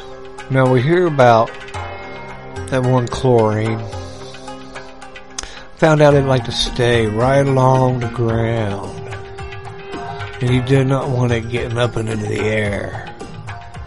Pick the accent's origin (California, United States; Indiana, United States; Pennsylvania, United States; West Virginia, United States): West Virginia, United States; I grew up in West by God, Virginia